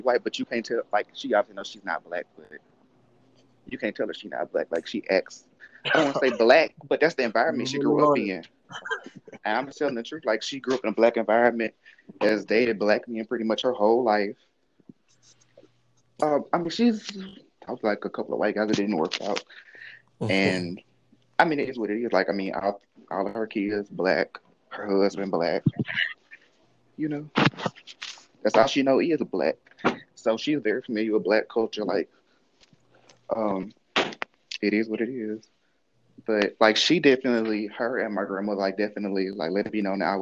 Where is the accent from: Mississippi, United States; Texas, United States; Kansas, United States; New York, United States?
Mississippi, United States; growing up in Mississippi, and it's out of like 90% of the kids there were black